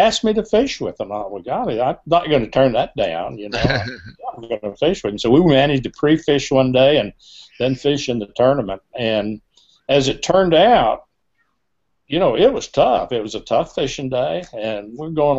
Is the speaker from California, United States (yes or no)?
no; Kansas, United States; I did a little bit of growing up in Kansas